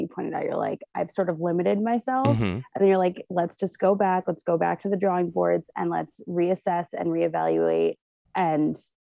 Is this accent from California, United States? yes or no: yes; West Hollywood, California, United States; also born or lived in Santa Monica; So I am born and raised in Los Angeles. I was born in Santa Monica, raised in West Hollywood. And I've also bounced around a lot throughout my life.